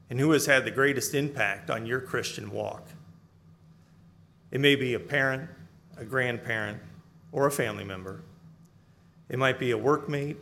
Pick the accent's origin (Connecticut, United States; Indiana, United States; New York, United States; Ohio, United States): Ohio, United States; I was born and raised in Ohio